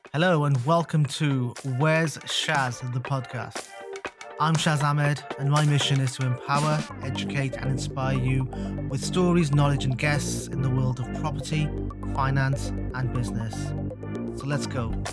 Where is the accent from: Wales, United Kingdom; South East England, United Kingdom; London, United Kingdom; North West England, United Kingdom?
Wales, United Kingdom; I'm from Wales.